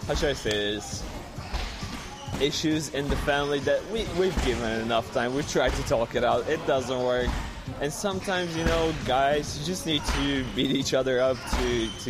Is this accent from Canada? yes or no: no; Bulgaria; now in New Zealand; we come from Bulgaria